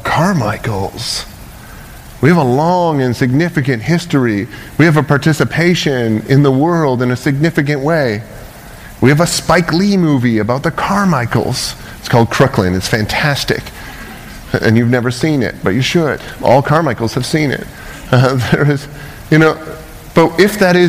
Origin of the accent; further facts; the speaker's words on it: Canada; moved away as an adult; now in United States; I'm from Canada